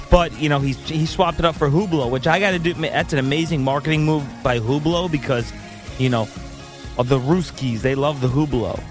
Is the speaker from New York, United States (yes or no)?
yes; New York, United States; We're New Yorkers.